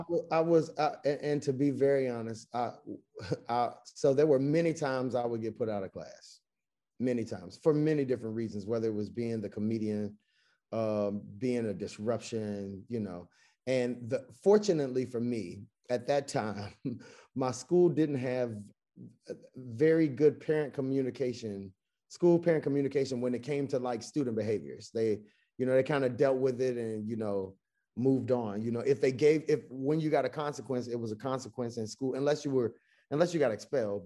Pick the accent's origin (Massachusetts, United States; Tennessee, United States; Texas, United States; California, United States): Tennessee, United States; Chattanooga; moved away as an adult; also born or lived in Greensboro, North Carolina / Baltimore, Maryland / Washington, D.C.; I'm born and raised in Chattanooga, Tennessee